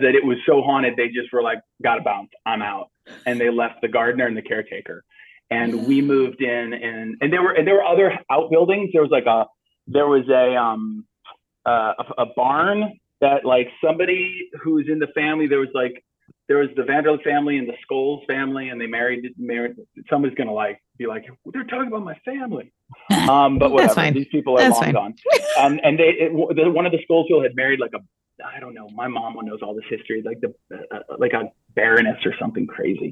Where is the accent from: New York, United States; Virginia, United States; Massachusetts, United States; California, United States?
New York, United States; Sleepy Hollow; moved away; I was born in Phelps Memorial Hospital in Sleepy Hollow.